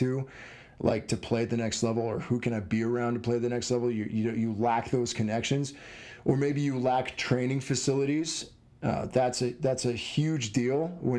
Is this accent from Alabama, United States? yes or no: no; Southern New Mexico, United States; I grew up in Southern New Mexico, which is not Tampa, Florida.